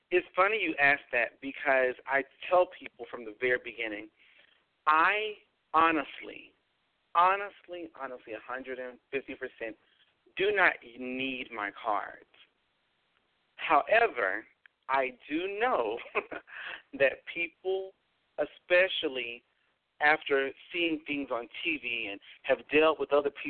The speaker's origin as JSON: {"language": "English", "area": "the South", "region": "Alabama", "country": "United States", "tie": "born or raised there", "said": "I live in Alabama, so I am down here in the South and um, born and raised in the South."}